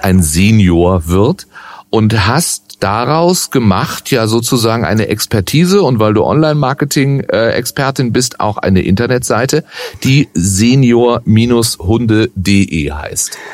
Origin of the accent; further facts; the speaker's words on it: Baden-Württemberg, Germany; now in Cologne, Germany; ich bin geborener Badener